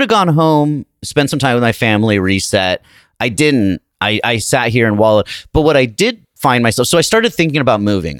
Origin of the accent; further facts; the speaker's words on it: Salt Lake City, Utah, United States; moved away as an adult; now in Los Angeles, United States; I'm from Salt Lake City